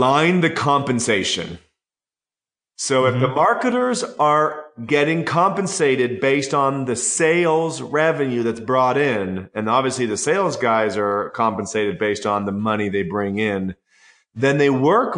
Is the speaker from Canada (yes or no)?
yes; Canada; I'm Canadian